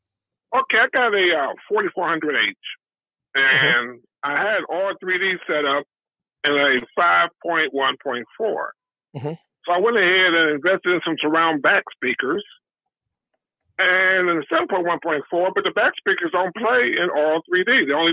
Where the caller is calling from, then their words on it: St. Louis, Missouri, United States; I'm calling from St. Louis.